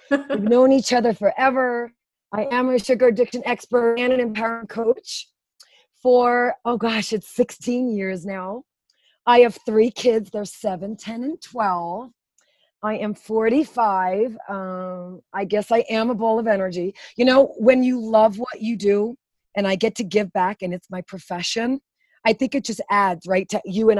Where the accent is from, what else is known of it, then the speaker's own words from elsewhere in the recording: New York City, New York, United States; moved away as an adult; Born and raised in Brooklyn, you can kind of hear it in my voice